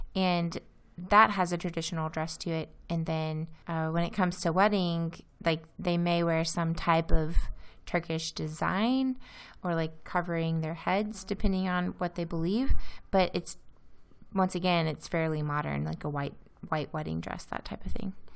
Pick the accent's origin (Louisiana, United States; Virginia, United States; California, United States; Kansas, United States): Louisiana, United States; moved away as an adult; also born or lived in Iowa; now in Izmir, Turkey; my hometown in Louisiana